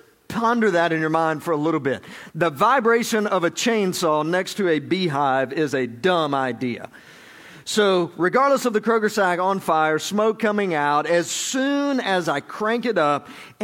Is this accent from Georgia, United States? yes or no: yes; Georgia, United States; I'm from Georgia